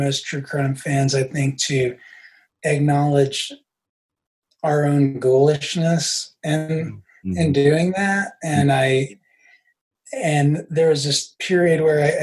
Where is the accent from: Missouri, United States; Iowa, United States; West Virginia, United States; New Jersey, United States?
West Virginia, United States; Huntington; moved away; my hometown's the overdose capital of the world. And my home state, West Virginia